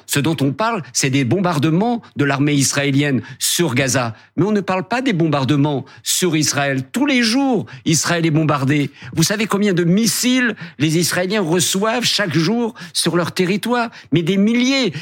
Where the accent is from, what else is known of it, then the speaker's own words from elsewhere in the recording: Algeria; now in France; mon enfance en Algérie